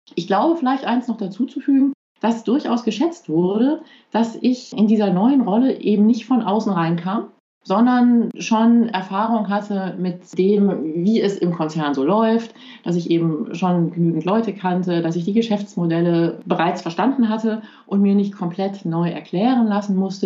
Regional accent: Belgium; first language German; now in Luxembourg; Ich bin in Belgien aufgewachsen

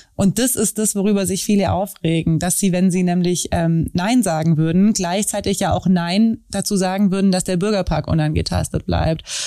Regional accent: Wangen im Allgäu, Baden-Württemberg, Germany; ich komme aus Wangen

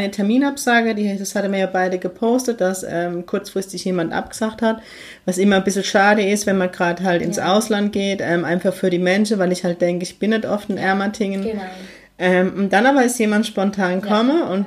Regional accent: Heidelberg, Baden-Württemberg, Germany; ja, ich komme auch aus heidelberg ziegelhaus Also

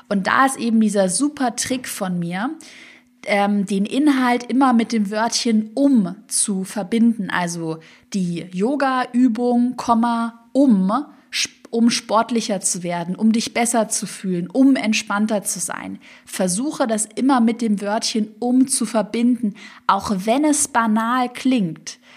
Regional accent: Swabia, Germany; ich komme ja aus dem Schwabenland

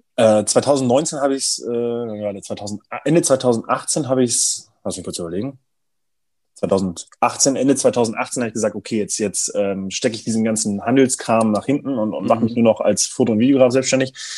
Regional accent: Braunschweig, Lower Saxony, Germany; aus, aus Braunschweig, aus meiner Heimatstadt

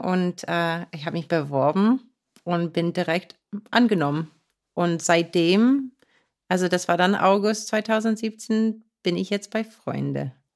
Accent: Beaver Run, Pennsylvania, United States; German is a second language; in Beaver Run, wo ich aufgewachsen bin

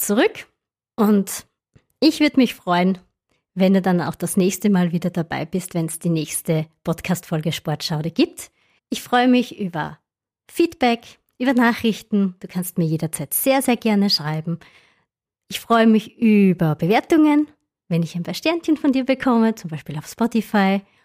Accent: Styria, Austria; Bei uns in der Steiermark

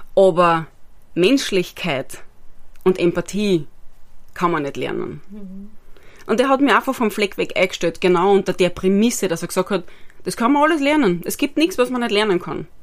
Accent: Styria, Austria; moved away as an adult; also born or lived in Vienna; ich bin gebürtige Steuerin

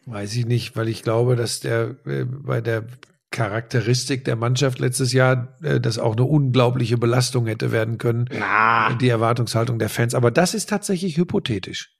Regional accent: Hagen, North Rhine-Westphalia, Germany; Meine Heimat äh, war auch stark betroffen, mhm. Hagen

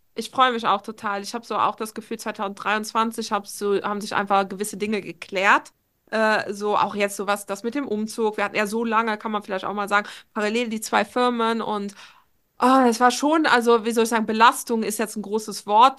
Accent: Luxembourg; now in Trier, Germany; ich wohne ja aktuell noch in Trier. Ich will unbedingt nach Luxemburg nächstes Jahr zurückziehen in, in meine Heimat äh, so nach zehn Jahren

